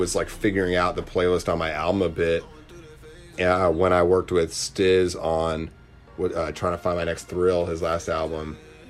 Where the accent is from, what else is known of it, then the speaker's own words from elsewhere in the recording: Boston, Massachusetts, United States; it definitely showcases the fact that I'm from Boston, which is like a huge part of my identity. And if you look at the videos for the old stuff I put out, I try to shoot them all in the suburbs, in and around, you know, like Woburn and Medford